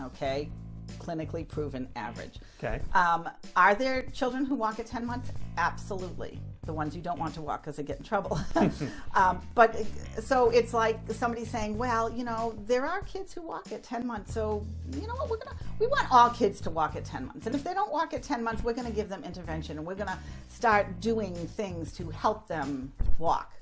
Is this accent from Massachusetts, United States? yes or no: yes; Haverhill, Massachusetts, United States; growing up in Haverhill, we were you know not too far from the ocean